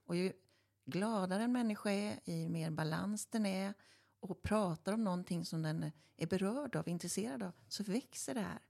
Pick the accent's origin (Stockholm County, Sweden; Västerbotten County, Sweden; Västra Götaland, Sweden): Västra Götaland, Sweden; Stenungsund; i Stenungsund där vi kommer ifrån